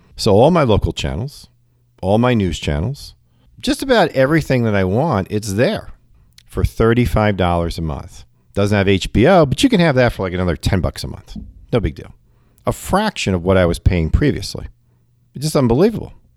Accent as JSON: {"language": "English", "region": "New York", "country": "United States", "tie": "born or raised there", "moved": "yes", "lives_now": "Cincinnati area, United States", "said": "I'm a New Yorker at heart and 'cause I, you know, grew up in New York"}